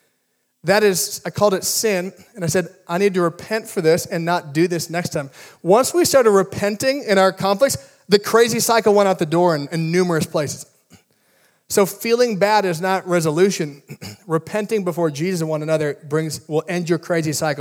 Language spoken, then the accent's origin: English; Midwest, United States; now in California, United States; I grew up in the Midwest with a lot of ponds